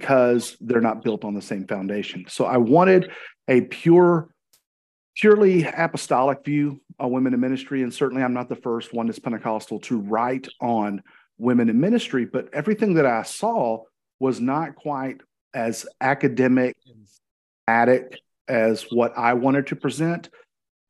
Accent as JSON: {"language": "English", "region": "Arkansas", "country": "United States", "said": "I'm from Arkansas, live in the city of Cabot"}